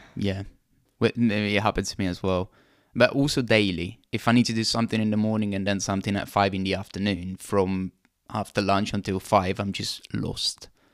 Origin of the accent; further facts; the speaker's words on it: Italy; moved away; I'm from Italy